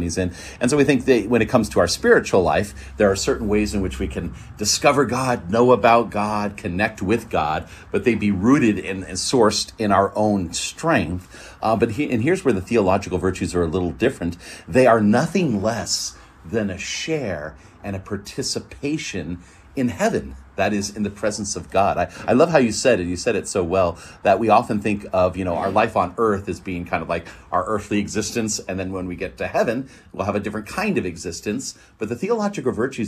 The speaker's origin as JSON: {"language": "English", "region": "Northern California", "country": "United States", "said": "I'm from Northern California"}